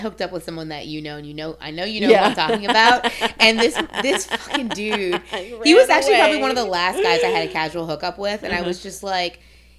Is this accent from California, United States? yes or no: no; New Orleans, Louisiana, United States; we're both from New Orleans.